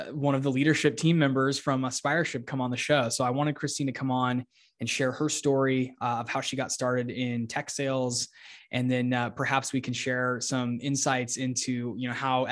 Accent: Phoenix, Arizona, United States; my hometown of Phoenix

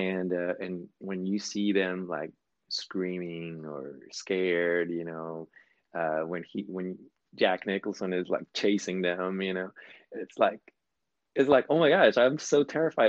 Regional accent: Sinaloa, Mexico; moved away; I was born in Mexico

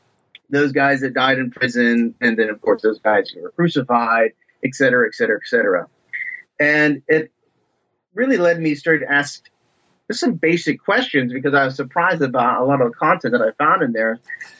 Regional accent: Ohio, United States; I'm originally from Ohio, from just basically the backwoods and farm country in Ohio.

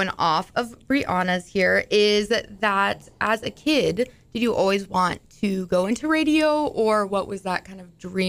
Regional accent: Topeka, Kansas, United States; I'm from Topeka, Kansas.

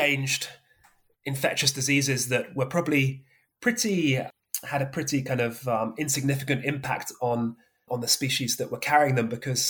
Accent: Somerset, South West England, United Kingdom; moved away; I grew up in Somerset

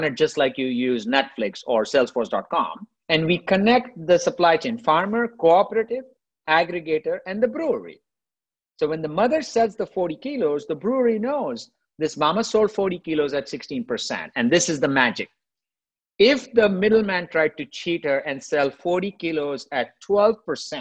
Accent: India; moved away; I grew up in India, right? I grew up poor in India

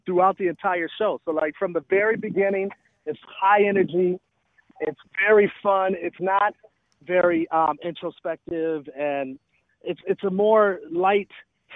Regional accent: Milwaukee, Wisconsin, United States; born or raised there; moved away; also born or lived in Atlanta, Georgia

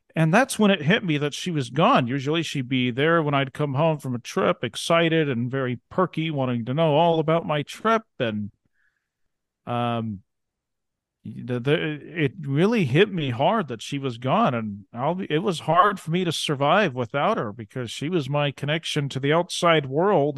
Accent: Ontario, Oregon, United States; now in Montana, United States; I grew up in Eastern Oregon, actually

